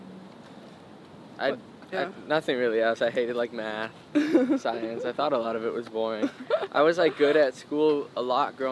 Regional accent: Canada; now in Los Angeles, United States; I was a little always different and kind of out of place in my hometown

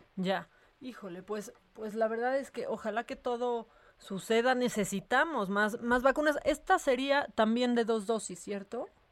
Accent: Mexico; como mexicana me causa, me causa orgullo

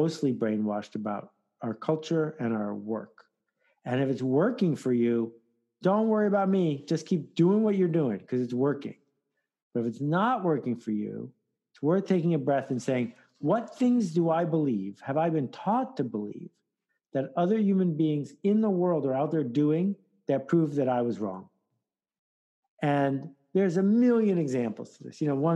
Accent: Williamsville, New York, United States; I'm from Williamsville, Amherst.

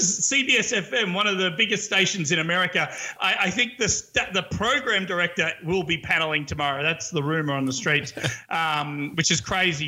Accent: Australia; now in New York City, United States; As an Aussie here

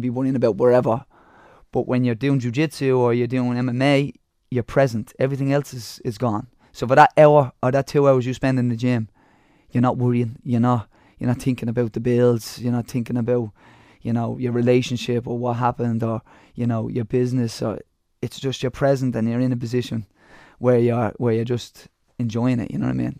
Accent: Dublin, Leinster, Ireland; I come from Ballymun

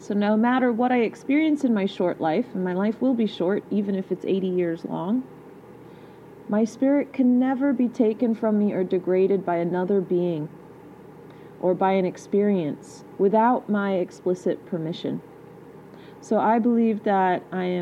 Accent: England, United Kingdom; I am English. Born there.

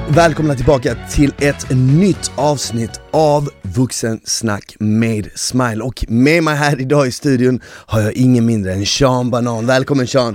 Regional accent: Bosnia & Herzegovina; now in Sweden; jag är född i Bosnien

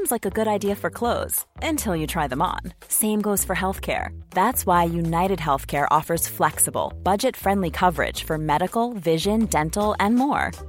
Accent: Voss, Vestland, Norway; jeg kommer fra bygda. Jeg kommer ikke fra Oslo, sånn som du gjør.

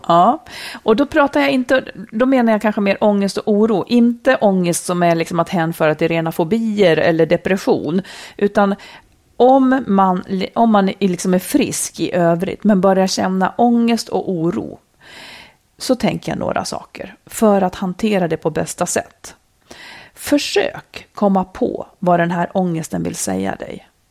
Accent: Dalarna County, Sweden; moved away; also born or lived in Roslagen; Det var liksom mina rötter. Jag kommer ju också från Dalarna.

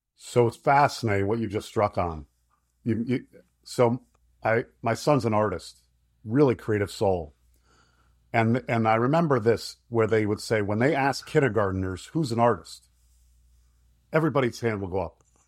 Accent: Florida, United States; moved away as an adult; also born or lived in Michigan; I'm from Florida.

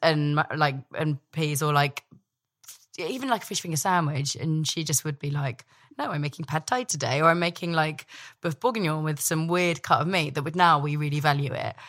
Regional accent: Dumfries, Scotland, United Kingdom; also born or lived in London; when I was born in London, three weeks old, scooped up to Scotland, which my, my family are all from, and, uh, my, we had a big house in, uh, Dumfries.

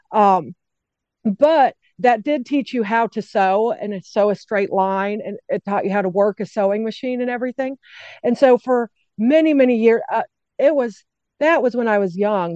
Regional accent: Englewood, Colorado, United States; moved away as an adult; also born or lived in Wyoming; now in Corinth, United States; I grew up, the first suburb south of Denver in Colorado is called Inglewood. And we lived there for 22 years

